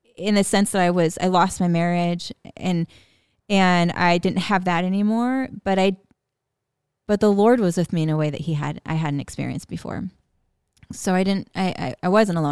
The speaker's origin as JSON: {"language": "English", "area": "West Coast", "region": "California", "country": "United States", "tie": "born or raised there", "moved": "yes", "said": "growing up on the West Coast, like going living in California"}